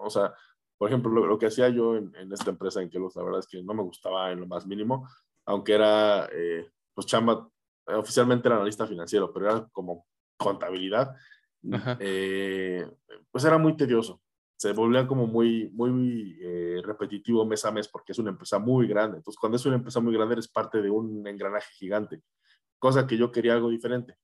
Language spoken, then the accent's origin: Spanish; Querétaro, Mexico; Yo soy de Querétaro